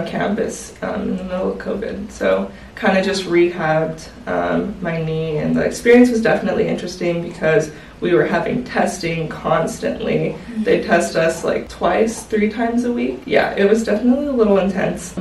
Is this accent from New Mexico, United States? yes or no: yes; New Mexico, United States; moved away as an adult; now in Phoenix, United States; I am originally from New Mexico. I ended up coming to Phoenix to attend Grand Canyon University